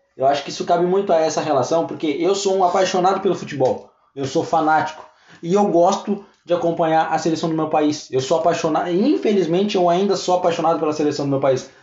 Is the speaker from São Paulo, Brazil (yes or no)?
no; Pelotas, Rio Grande do Sul, Brazil; a gente é de Pelotas, interior, né, no sul do Rio Grande do Sul